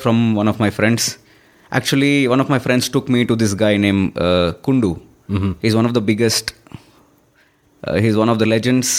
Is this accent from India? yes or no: yes; Hyderabad, Telangana, India; moved away; also born or lived in Mumbai; I am born lower middle class family, and I've lived and grown up in Hyderabad. That's my hometown.